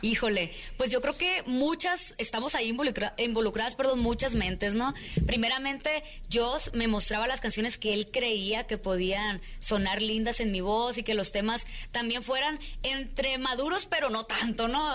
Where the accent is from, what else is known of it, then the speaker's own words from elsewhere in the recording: Mexico; nuestras raíces también como mexicanos